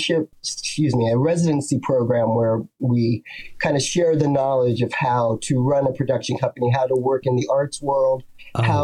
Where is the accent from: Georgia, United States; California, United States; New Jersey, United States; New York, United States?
New York, United States; New York City; I'm from Brooklyn